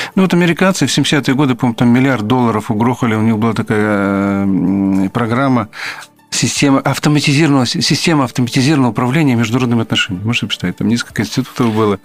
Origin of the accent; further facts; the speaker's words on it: Belarus; мы, белорусы